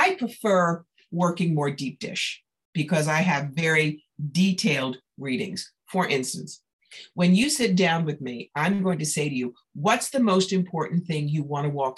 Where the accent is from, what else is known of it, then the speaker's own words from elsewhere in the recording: New York, United States; I'm a New Yorker